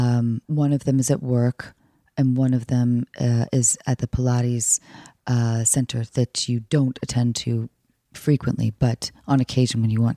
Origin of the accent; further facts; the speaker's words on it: New York City, New York, United States; Oh, I grew up in New York, of course.